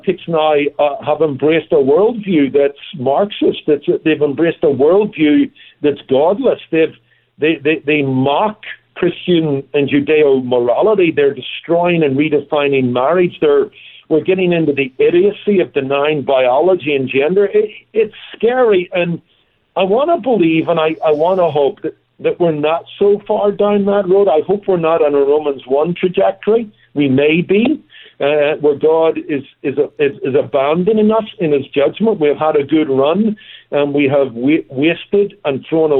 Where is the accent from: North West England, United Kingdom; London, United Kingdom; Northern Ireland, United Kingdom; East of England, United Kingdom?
Northern Ireland, United Kingdom; moved away; Look, I come from Northern Ireland. It's also known as Ulster